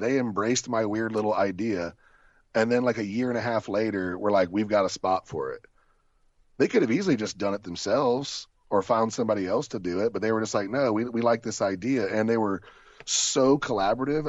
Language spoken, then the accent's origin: English; Ohio, United States; also born or lived in Columbus, Ohio; I've only lived in my hometown in Ohio and in Columbus, Ohio.